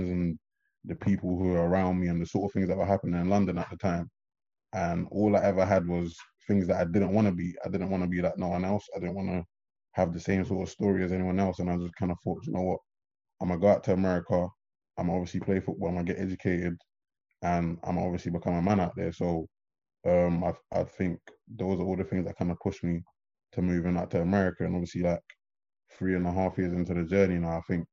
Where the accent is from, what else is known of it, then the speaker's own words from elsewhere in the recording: Nigeria; also born or lived in England; now in United States; I was born in Nigeria and obviously studied there.